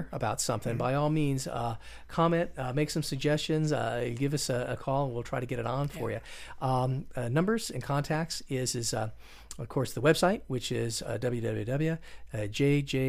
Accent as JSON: {"language": "English", "town": "Las Vegas", "region": "Nevada", "country": "United States", "tie": "born or raised there", "said": "growing up in Las Vegas"}